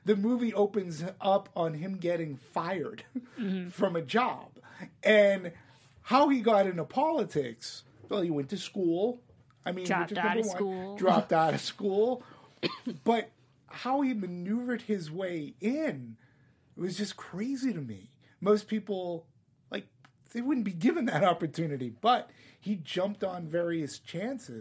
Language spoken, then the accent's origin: English; Los Angeles, California, United States; growing up, I was here in L.A.